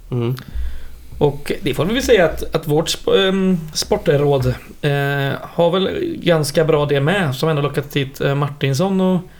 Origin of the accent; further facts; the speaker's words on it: Slätta, Sweden; Så jag var ju hemma hemma på Slätta för första gången på ett halvår.